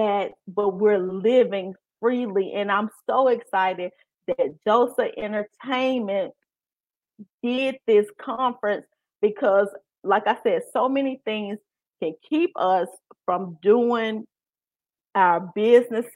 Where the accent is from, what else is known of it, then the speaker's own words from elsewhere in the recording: Memphis, Tennessee, United States; accent: country; I'm from Memphis and I'm look country